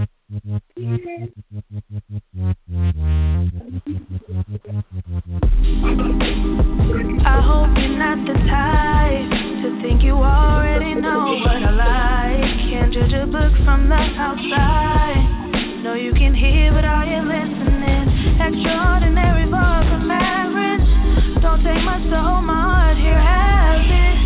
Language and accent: English; Stockton, California, United States; moved away as an adult; now in Sacramento, United States; So I live in Sacramento right now, but I'm actually from Stockton, which is 30 minutes south from here